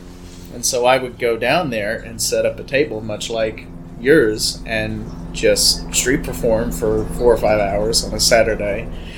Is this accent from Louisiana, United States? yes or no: yes; Monroe, Louisiana, United States; moved away; No, I'm originally from Louisiana, so I was in North Louisiana. I was busking in Monroe.